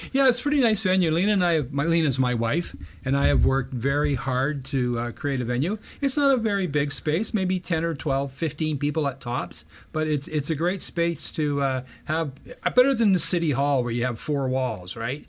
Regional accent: Brockville, Ontario, Canada; I grew up in Brockville

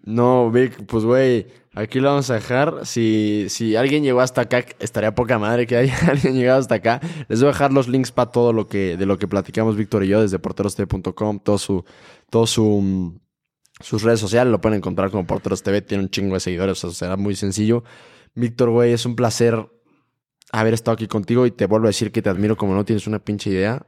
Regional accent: Uruapan, Michoacán, Mexico; yo soy de Uruapan, Michoacán

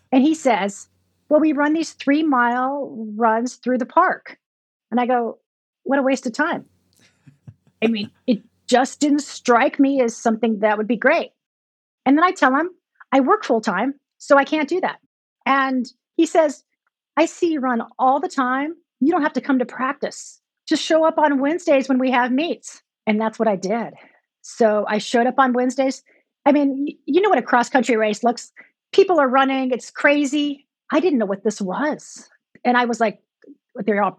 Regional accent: Santa Maria, California, United States; I grew up in Santa Maria, small town.

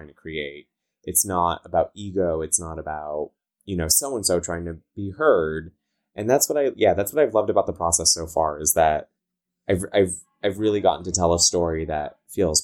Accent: Southern California, United States; accent: Valley girl; I talk like a Valley girl. I'm from Southern California.

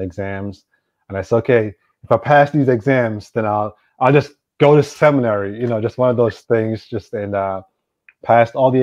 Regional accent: Kingston, Jamaica; moved away as an adult; also born or lived in Boston / Florida; now in Berkeley, United States; I was actually born and raised in Jamaica. And I know usually people say, everyone's from Kingston. Well, I am from Kingston, went to high school in Kingston. So I grew up there

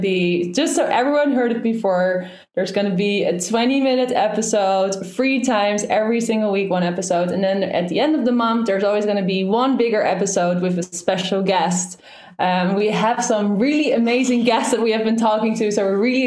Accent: Netherlands; I'm from Holland. I'm Dutch.

